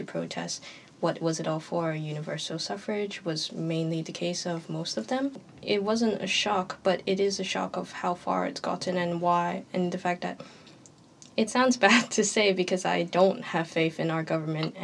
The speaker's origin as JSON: {"language": "English", "country": "Hong Kong", "moved": "as an adult", "lives_now": "Belfast, United Kingdom", "said": "I am from Hong Kong. I have my Hong Kong passport ID."}